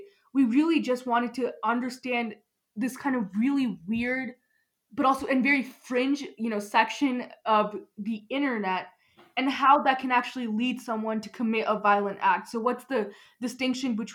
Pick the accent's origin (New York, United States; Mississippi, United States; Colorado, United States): Colorado, United States; Highlands Ranch; I'm like from South Denver, so Highlands Ranch